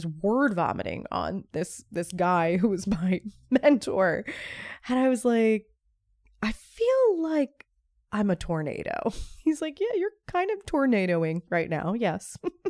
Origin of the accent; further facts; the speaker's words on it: Northeast, United States; I came from the Northeast, so New York, New Jersey, even Philly.